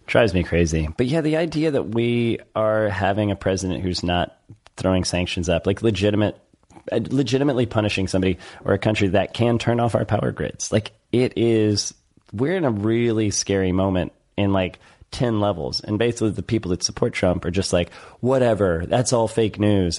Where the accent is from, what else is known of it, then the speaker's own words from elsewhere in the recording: United States; I'm American